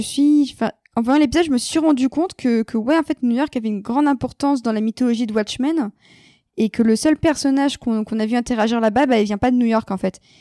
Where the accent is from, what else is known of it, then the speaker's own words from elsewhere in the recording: France; en tant que Française